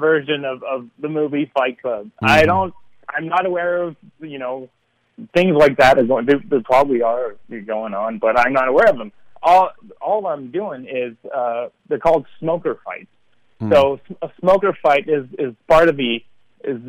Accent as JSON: {"language": "English", "region": "Quebec", "country": "Canada", "said": "I'm going to be one of the rare French Canadians that sing in English"}